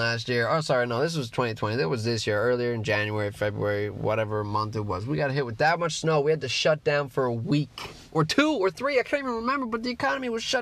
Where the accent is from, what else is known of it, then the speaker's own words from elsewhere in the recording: Newfoundland and Labrador, Canada; I'm a Newfoundlander